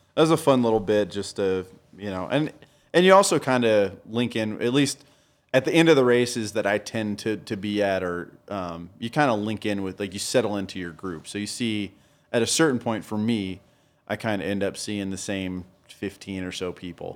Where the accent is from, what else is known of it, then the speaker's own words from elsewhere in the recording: Denver, Colorado, United States; No, I'm from Denver.